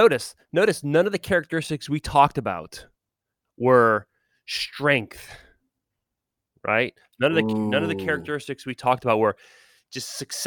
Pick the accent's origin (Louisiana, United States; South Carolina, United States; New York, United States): Louisiana, United States; New Orleans; Because I'm from New Orleans. I'm not from down the bayou.